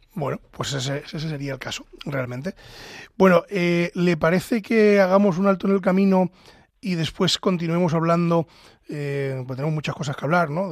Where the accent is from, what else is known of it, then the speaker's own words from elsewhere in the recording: Ávila, Castile and León, Spain; soy de Ávila